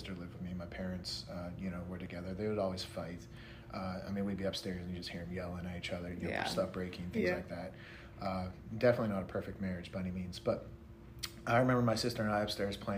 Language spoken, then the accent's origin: English; Pennsylvania, United States; moved away; also born or lived in Morgantown, West Virginia; Pennsylvania, where we're from